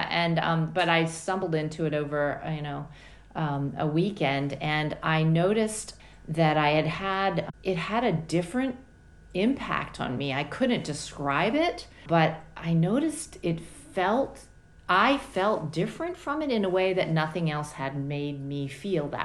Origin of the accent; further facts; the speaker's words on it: Washington, District of Columbia, United States; also born or lived in Nashville, Tennessee; I was born in Nashville, Tennessee, the southern part of the United States, and then my parents moved the family to the Washington, D.C. area, and that's really where I grew up, is around Washington, D.C., in the suburbs of Washington, D.C.